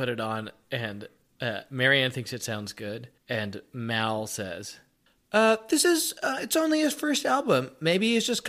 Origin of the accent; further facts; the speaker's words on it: New York, United States; I'm from New York, and in New York we get, like, albums earlier